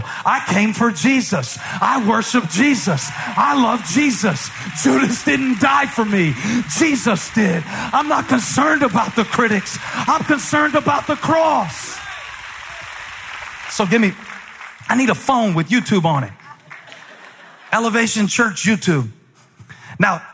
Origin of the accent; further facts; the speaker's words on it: Moncks Corner, South Carolina, United States; moved away; I came from Monk's Corner, South Carolina